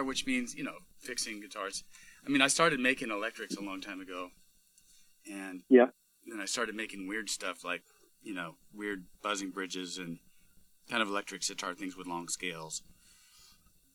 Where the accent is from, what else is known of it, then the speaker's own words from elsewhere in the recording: Pomona, California, United States; I'm from right here. I mean, I'm actually about a mile away from Pomona Valley Hospital, where I was born